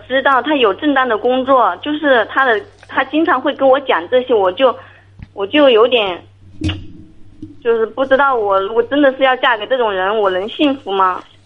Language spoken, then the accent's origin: Chinese; Hunan, China; 我这边是湖南的